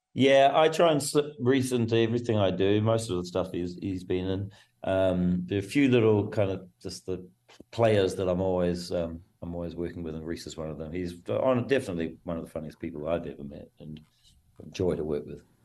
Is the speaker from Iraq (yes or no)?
no; New Zealand; I come from New Zealand, as very it's a rugby mad nation